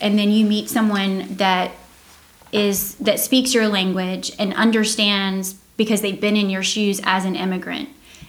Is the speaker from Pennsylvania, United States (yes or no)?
no; Georgia, United States; I was born and raised in Georgia, so we're UGA fans and Braves fans all the way.